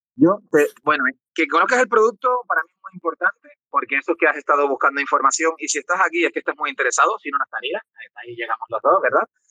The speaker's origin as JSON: {"language": "Spanish", "region": "Canary Islands", "country": "Spain", "said": "yo soy un joven canario, un joven canario de 40 años."}